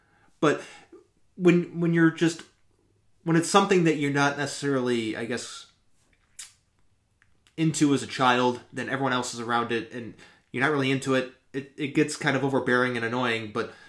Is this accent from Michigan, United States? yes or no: yes; Detroit, Michigan, United States; moved away; also born or lived in Ohio; growing up in the Detroit area during the 90s